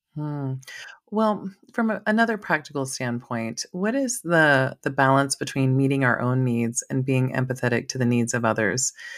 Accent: Maui, Hawaii, United States; moved away as an adult; now in Idaho, United States; being from Maui

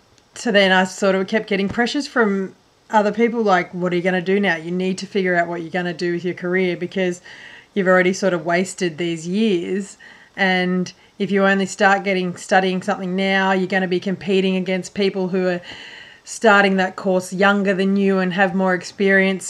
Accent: northwest Victoria, Australia; I grew up in a little small country town, northwest Victoria, in Australia

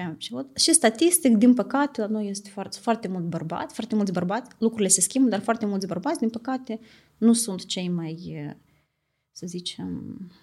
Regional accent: Italy; moved away as an adult; now in Moldova; am crescut în Italia

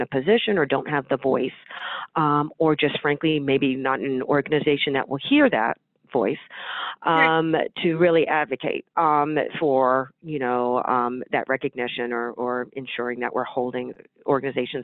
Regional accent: Northern California, United States; I was born and raised in Northern California

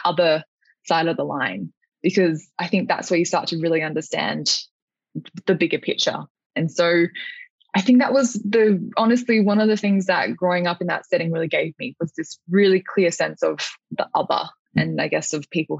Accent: Alice Springs, Northern Territory, Australia; moved away; spending the first decade or so of my life growing up in Alice Springs

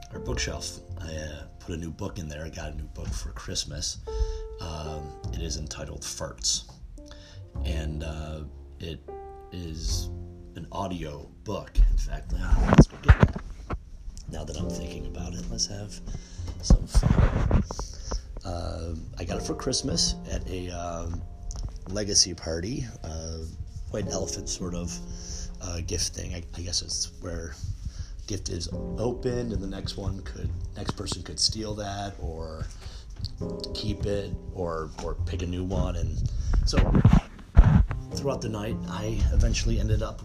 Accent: Buffalo, New York, United States; I'm from Buffalo, New York

